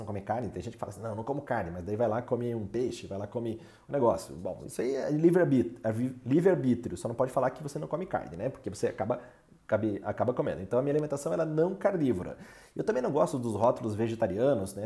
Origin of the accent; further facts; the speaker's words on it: Brazil; nós como brasileiros